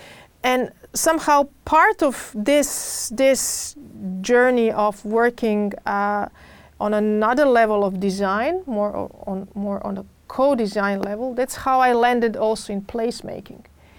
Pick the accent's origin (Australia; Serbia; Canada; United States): Serbia; Belgrade; moved away as an adult; also born or lived in Rotterdam, Netherlands; now in Netherlands; I was born in Belgrade, in Serbia. That was former Yugoslavia at that time. That's the city where I finished School of Architecture and Urban Planning at the University of Belgrade.